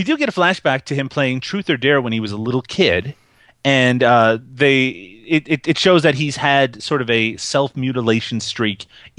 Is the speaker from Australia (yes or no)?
no; Canada; I'm Canadian